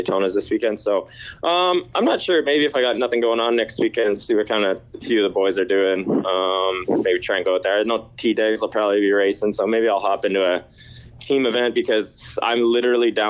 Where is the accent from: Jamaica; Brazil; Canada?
Canada; Ottawa, Ontario; I have to stay true to my hometown team